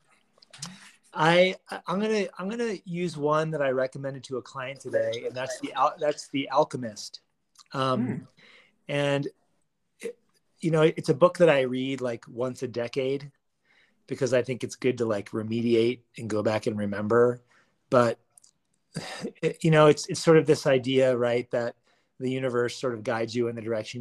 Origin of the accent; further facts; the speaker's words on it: Washington, District of Columbia, United States; moved away as an adult; now in Boulder, United States; I moved here after growing up in Washington, D.C. area on the East Coast